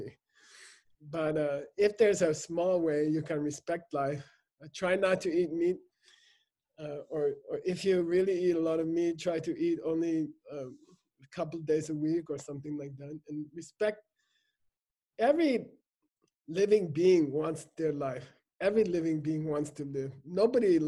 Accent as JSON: {"language": "English", "country": "United States", "tie": "born or raised there", "said": "I grew up in America."}